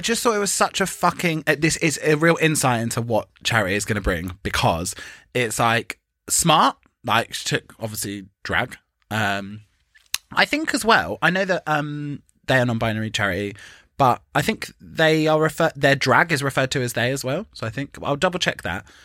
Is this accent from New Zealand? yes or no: no; England, United Kingdom; But the fact that we're English